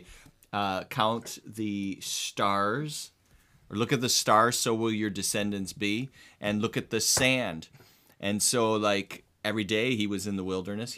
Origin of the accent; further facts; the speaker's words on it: United States; now in Ireland; We're living in Ireland. I'm American